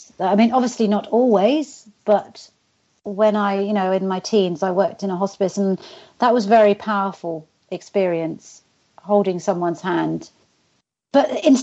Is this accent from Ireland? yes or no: no; United Kingdom; accent: British